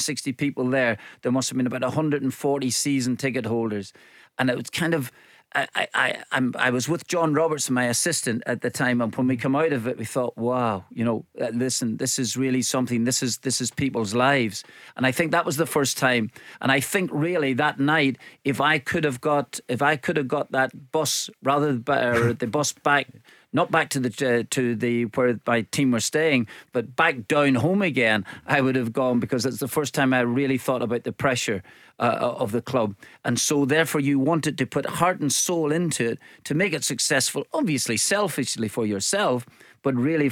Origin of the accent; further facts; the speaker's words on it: Northern Ireland, United Kingdom; growing up in Northern Ireland, where you're either, you know, Catholic or Protestant